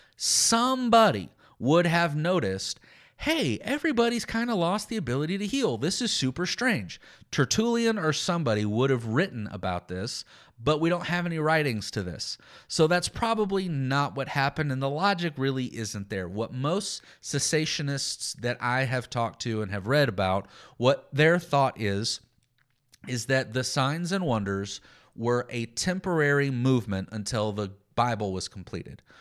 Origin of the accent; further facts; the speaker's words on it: Texas, United States; I'm from, I'm, I grew up in Texas